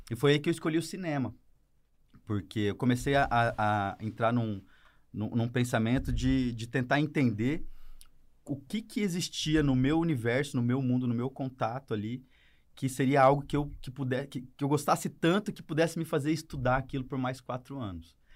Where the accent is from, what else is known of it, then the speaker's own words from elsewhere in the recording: Campo Grande, Mato Grosso do Sul, Brazil; não sou curitibano. Sou nascido e criado em Campo Grande, Mato Grosso do Sul.